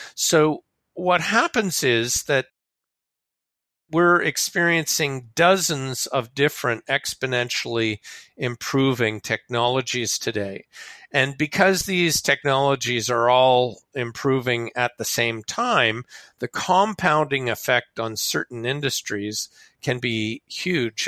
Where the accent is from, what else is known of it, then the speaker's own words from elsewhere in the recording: Canada; I'm a Canadian